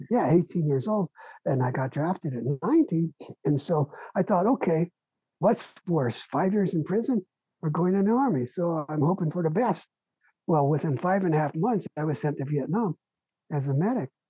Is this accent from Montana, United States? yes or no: no; Los Angeles, California, United States; now in Chico, United States; my parents immigrated from Ukraine and wound up in East LA, where I grew up